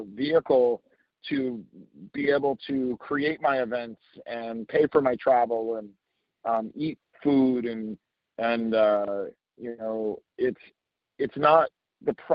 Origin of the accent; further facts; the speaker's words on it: New Jersey, United States; also born or lived in Dubai; I grew up in New Jersey and spent some time in Dubai when I was a kid